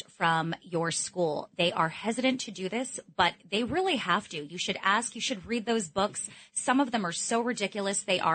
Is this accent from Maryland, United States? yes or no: no; New York City, New York, United States; I was born and raised in Manhattan